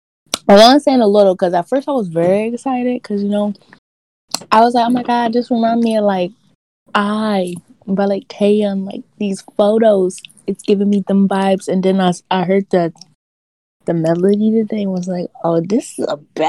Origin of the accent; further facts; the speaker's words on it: United States; I'm from America.